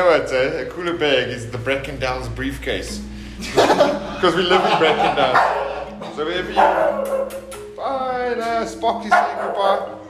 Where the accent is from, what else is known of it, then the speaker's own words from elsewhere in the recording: Alberton, Gauteng, South Africa; South Africa, Alberton.